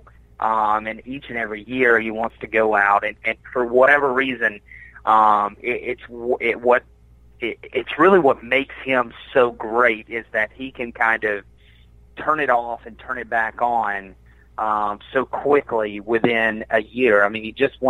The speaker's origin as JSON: {"language": "English", "region": "Georgia", "country": "United States", "also_born_or_lived": "Birmingham, Alabama", "moved": "yes", "said": "I'm from Georgia, so I know about these places, but I moved away right before everything was kind of built"}